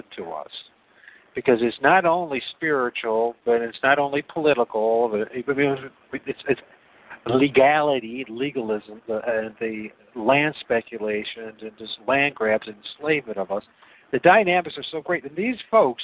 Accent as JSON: {"language": "English", "region": "Northwest Ohio", "country": "United States", "said": "I come from Northwest Ohio."}